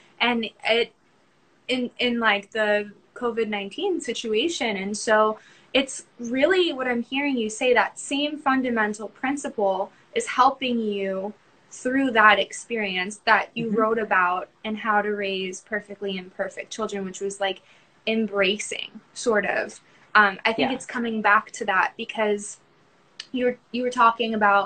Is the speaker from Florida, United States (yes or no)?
yes; Tampa, Florida, United States; I'm from Tampa